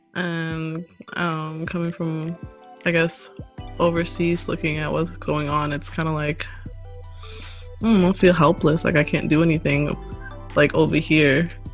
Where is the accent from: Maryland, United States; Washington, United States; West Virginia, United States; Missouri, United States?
Missouri, United States; St. Louis; I grew up around the St. Louis area